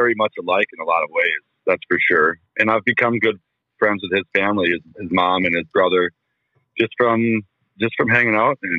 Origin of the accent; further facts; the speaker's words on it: on the Minnesota border, Wisconsin, United States; I grew up on the Minnesota border